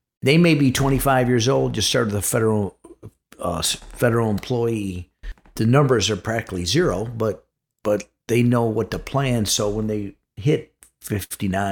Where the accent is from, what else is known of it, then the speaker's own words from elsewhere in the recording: Chicago, Illinois, United States; moved away; I'm actually from Chicago